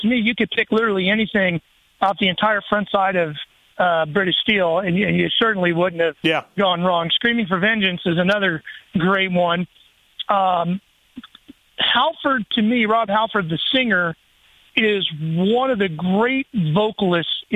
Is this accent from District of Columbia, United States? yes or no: no; Sacramento, California, United States; I grew up in Sacramento